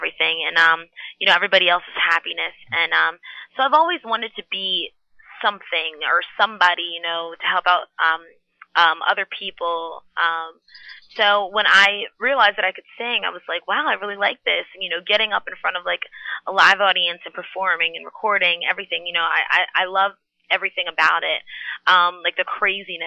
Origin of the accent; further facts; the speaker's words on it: Philadelphia, Pennsylvania, United States; I was born at Pennsylvania Hospital in West Philadelphia